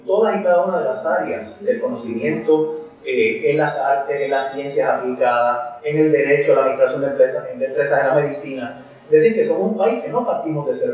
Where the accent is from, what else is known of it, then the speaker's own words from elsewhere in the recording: Puerto Rico; somos los puertorriqueños y puertorriqueñas